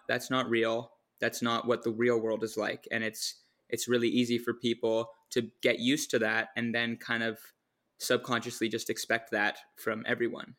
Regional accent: near Seattle, Washington, United States; now in Victoria, Canada; I was actually born in Washington, near Seattle.

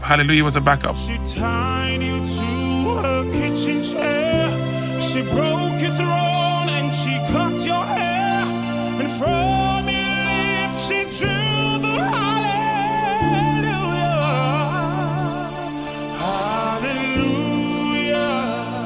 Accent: Jamaica; moved away as an adult; now in Seattle, United States; I was born and raised in Jamaica

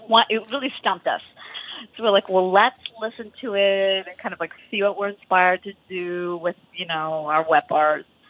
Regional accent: Wisconsin, United States; moved away; we're both from Wisconsin

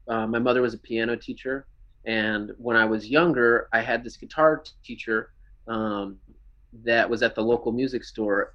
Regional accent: Lake Jackson, Texas, United States; moved away as an adult; now in Houston, United States; I'm from south of Houston, like Lake Jackson area, um, just down 288

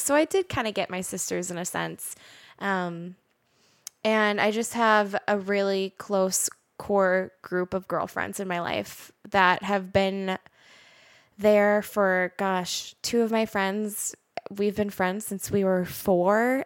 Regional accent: Roseville, Minnesota, United States; I was born and raised in Roseville, went to Roseville High School.

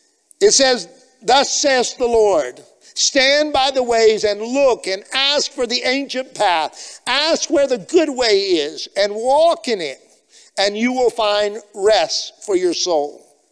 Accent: Liberia; But growing up in Liberia, we did life together and we walked on the path of life together.

